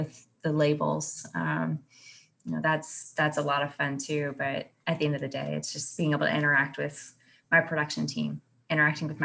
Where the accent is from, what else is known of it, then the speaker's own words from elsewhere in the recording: Kentucky, United States; I was born in Kentucky.